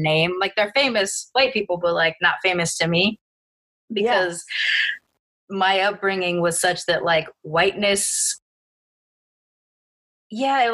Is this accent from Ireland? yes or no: no; Long Beach, California, United States; moved away; also born or lived in Texas; my growing up in Long Beach makes me a different kind of Black person